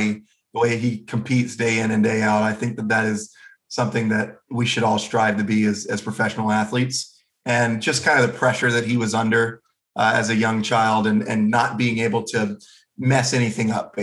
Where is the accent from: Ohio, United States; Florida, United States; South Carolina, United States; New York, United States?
Florida, United States; Jacksonville; I'm from Jacksonville, everything's flat